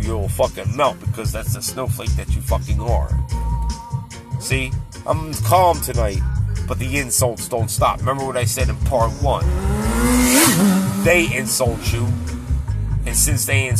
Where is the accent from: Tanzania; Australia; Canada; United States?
United States; This is my homeland. This is where I was born. I'm an American.